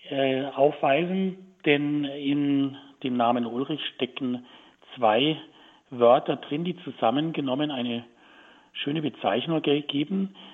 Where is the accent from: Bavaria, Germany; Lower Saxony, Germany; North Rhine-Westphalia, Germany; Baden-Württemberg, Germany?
Bavaria, Germany; Tutzing; denn der Pfarrpatron von Tutzing, wo ich aufgewachsen bin, ist der heilige Josef.